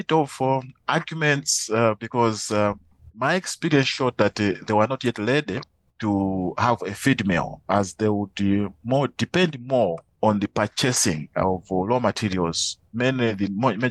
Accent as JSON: {"language": "English", "country": "Malawi", "said": "I am from Malawi"}